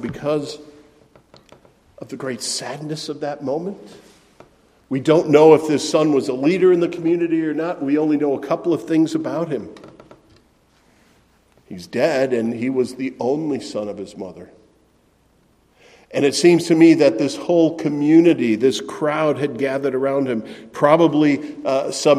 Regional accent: Middleton, Wisconsin, United States; The town where I grew up in Middleton, Wisconsin, had something called the Good Neighbor Festival.

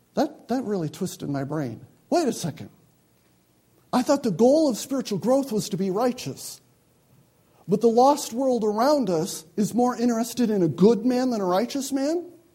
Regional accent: United States; I'm an American.

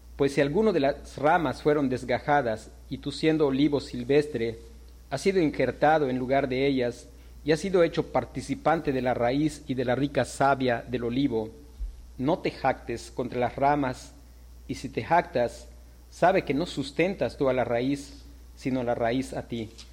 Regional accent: Yucatán, Mexico; como nosotros, yucatecos, mexicanos

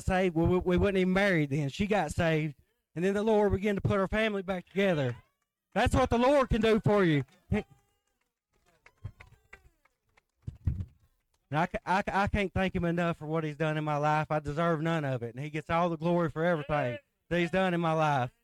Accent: Midway, United States; I grew up around Midway in Suwannee area.

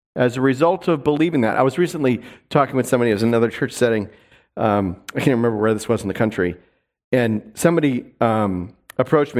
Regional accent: New York, United States; also born or lived in Seattle; now in North Idaho, United States; where I grew up in New York

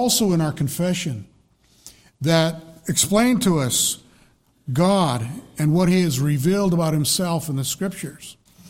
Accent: Colorado, United States; because I'm from Colorado, I grew up all my life in Colorado, but I think I've lived longer in New Hampshire now than I did in Colorado.

